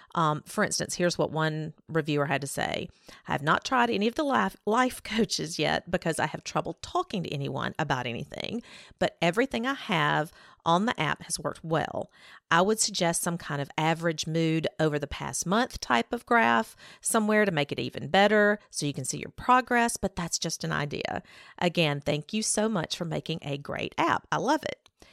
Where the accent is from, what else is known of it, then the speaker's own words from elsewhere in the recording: Alabama, United States; growing up in Alabama